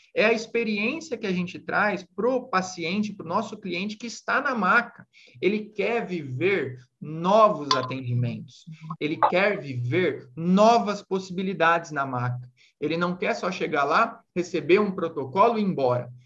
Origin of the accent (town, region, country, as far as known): Brazil